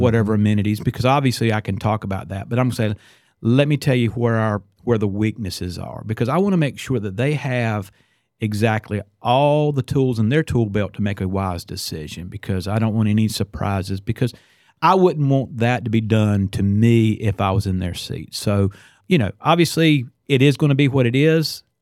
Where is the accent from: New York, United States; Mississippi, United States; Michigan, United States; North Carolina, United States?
North Carolina, United States; Northampton County; moved away as an adult; now in Johnston County, United States; I'm originally from Northampton County, which is the rural northeastern part of the state